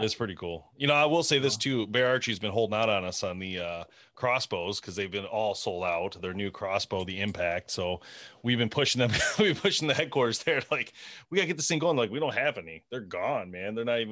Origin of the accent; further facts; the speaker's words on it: Michigan, United States; we're from Michigan